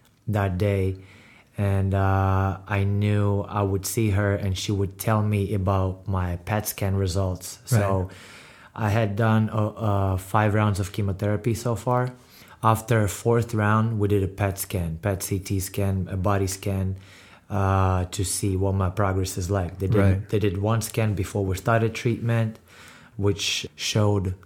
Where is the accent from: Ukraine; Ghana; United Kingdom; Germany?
Ukraine; now in United States; I'm Ukrainian. I was born and raised in Ukraine